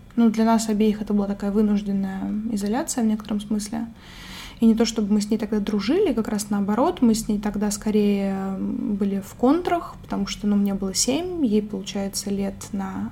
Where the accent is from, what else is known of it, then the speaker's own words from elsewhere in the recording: Moscow Oblast, Russia; мне было, наверное, лет 5-6, когда мы с родителями переехали из Тульской области, где я родилась, в Подмосковье